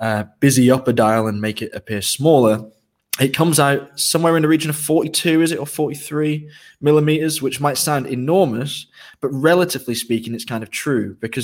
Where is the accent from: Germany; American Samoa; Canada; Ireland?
Ireland; born there; As I mentioned, I was born in Ireland, and I have a lot of affection for Irish music